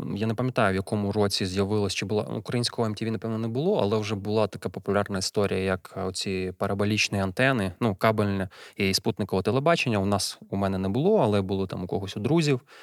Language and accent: Ukrainian; Kyiv, Ukraine; Народився, виріс у Києві